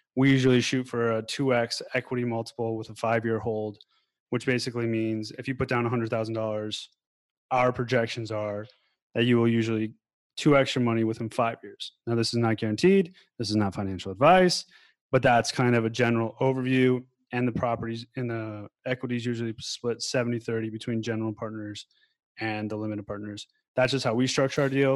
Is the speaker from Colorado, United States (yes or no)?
yes; Denver, Colorado, United States; born or raised there; now in Thailand